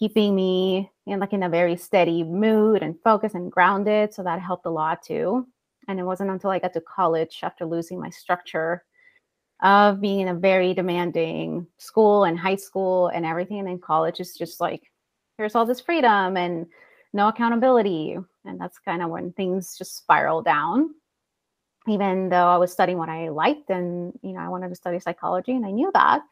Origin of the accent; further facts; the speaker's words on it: El Salvador; moved away as an adult; now in Iowa, United States; I'm originally from El Salvador in Central America. So I was born and raised there.